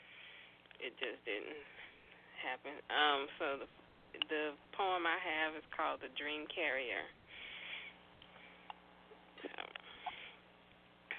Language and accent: English; Roanoke, Virginia, United States; my hometown in Roanoke